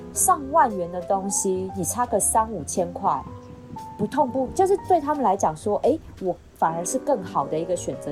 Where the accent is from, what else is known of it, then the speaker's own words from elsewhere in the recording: Taiwan; 我们台湾人都这样